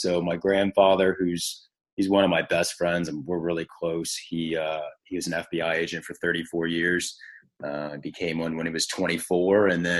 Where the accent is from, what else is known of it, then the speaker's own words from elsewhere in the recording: Richmond, Virginia, United States; I grew up in Richmond, Virginia, born and raised, kind of been there my whole life